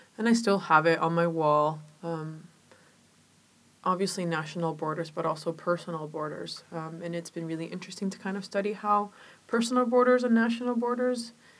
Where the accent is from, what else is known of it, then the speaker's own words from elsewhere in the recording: Chile; now in Georgetown, United States; Well, I was born in Chile in a family that, you know, I was raised by my grandparents, so I grew up with really traditional values and a lot of folklore